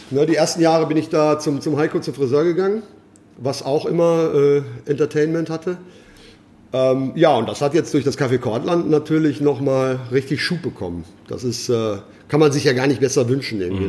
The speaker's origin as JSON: {"language": "German", "area": "Ruhr area", "region": "North Rhine-Westphalia", "country": "Germany", "tie": "born or raised there", "moved": "as an adult", "said": "Aufgewachsen und geboren im Ruhrgebiet? Richtig, richtig. Wo? Am alten Schiffshebewerk. Ich sage immer altes Schiffshebewerk, weil das ist so ein Dreiländereck. Kastrop, Datteln, Waltrop"}